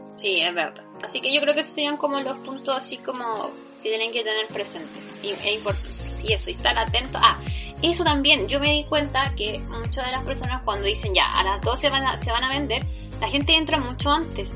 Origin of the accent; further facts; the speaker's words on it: Chile; no soy de acá, soy de Chile, un país que nadie conoce